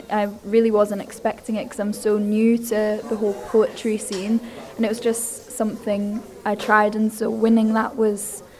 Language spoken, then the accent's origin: English; Edinburgh, Scotland, United Kingdom; now in Isle of Man; because I was from Edinburgh, a city just like Esther, but when I came here, I just admired the beaches.